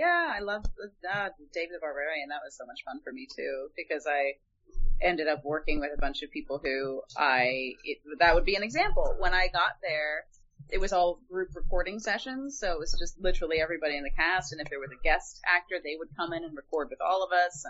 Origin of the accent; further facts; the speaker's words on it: Toronto, Ontario, Canada; accent: Canadian; because I'm from Toronto, Canada originally. So I definitely, when I was a kid, had like slight hints of a Canadian accent.